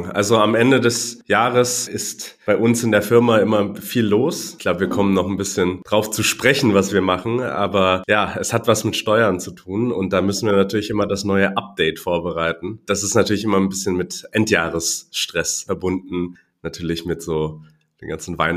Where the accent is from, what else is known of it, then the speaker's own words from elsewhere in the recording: Hong Kong; also born or lived in Düsseldorf, Germany; Ich bin gebürtig aus Hongkong mein Vater ist Deutscher, meine Mutter aus Taiwan.